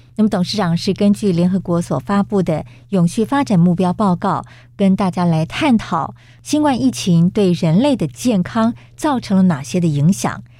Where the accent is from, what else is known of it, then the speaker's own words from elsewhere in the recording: Taiwan; 身为台湾人的我们